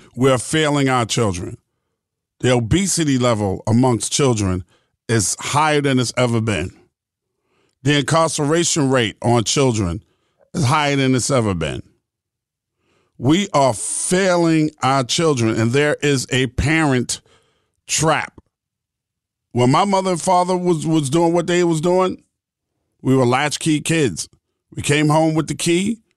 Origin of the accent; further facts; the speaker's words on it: New York City, New York, United States; I grew up in New York City.